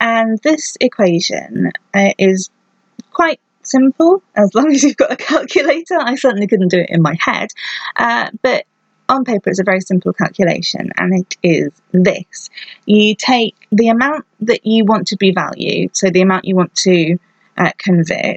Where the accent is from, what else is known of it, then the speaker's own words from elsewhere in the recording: United Kingdom; I'm British